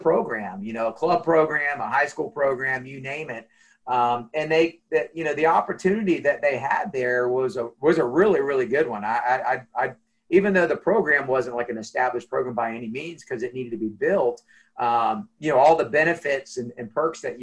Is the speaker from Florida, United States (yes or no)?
yes; Jacksonville, Florida, United States; also born or lived in Arkansas / Miami, Florida; I'm from Jacksonville, born and raised.